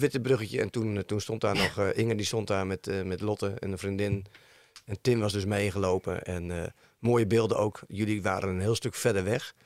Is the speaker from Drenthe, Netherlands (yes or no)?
no; Woerden, Utrecht, Netherlands; ik kom uit Woerden